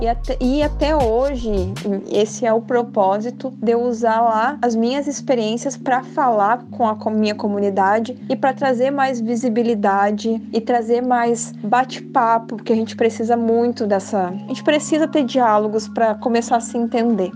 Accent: Rio Grande do Sul, Brazil; moved away as an adult; also born or lived in São Paulo; Eu nasci no Rio Grande do Sul, eu tenho 28 anos, e em 2017 eu tive a oportunidade de morar em São Paulo. Morei lá dois anos.

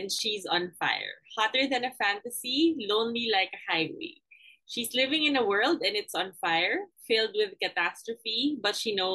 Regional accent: Manila, Metro Manila, Philippines; I grew up in Paco, Manila.

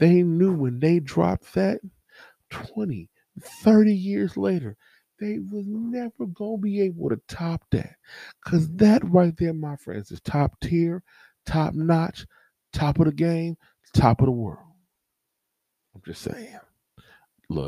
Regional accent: California, United States; I'm from California

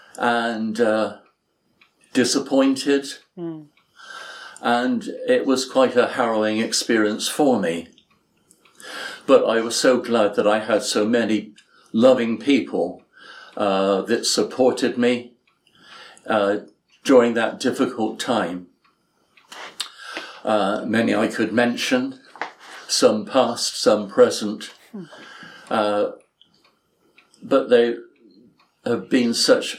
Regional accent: Edmonton, Alberta, Canada; I was born in Edmonton, Alberta, Canada

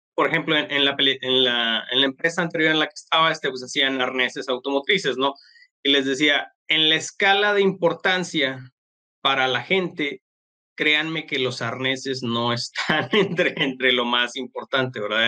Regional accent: Mexico; como mexicanos

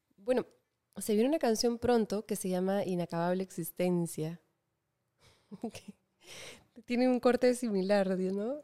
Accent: Lima, Peru; crecí en Lima

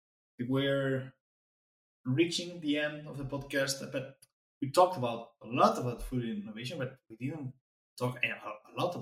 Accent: Alicante, Valencian Community, Spain; English is a second language; now in Netherlands; I'm from Spain, from Alicante, from the area where paella is made

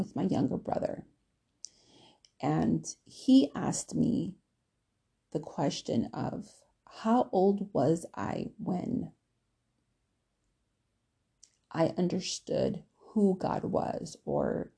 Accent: Milwaukee, Wisconsin, United States; growing up in Milwaukee, especially in the area where we lived

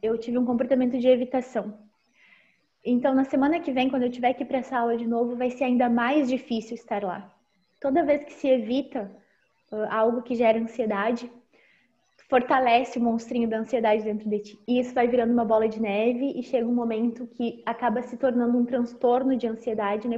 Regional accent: Pelotas, Rio Grande do Sul, Brazil; also born or lived in Erechim; Agora eu estou em Pelotas, que é a minha cidade natal

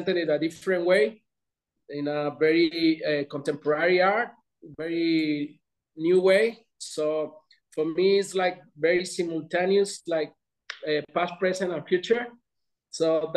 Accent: Mexico; also born or lived in London; Mexico is my hometown

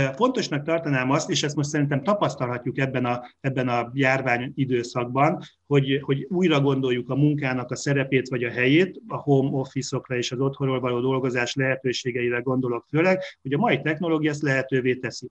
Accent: Hungary

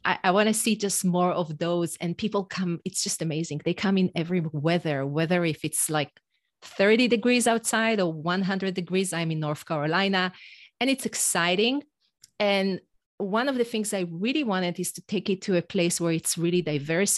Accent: Israel; first language Hebrew; English is a second language; moved away as an adult; now in United States; an Israeli mom in the U S

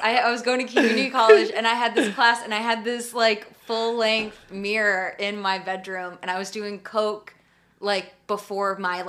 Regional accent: Arizona, United States; moved away; I grew up in Arizona

